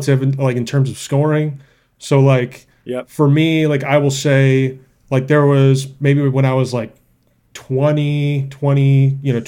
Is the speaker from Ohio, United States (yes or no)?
no; Wisconsin, United States; moved away; I grew up in Wisconsin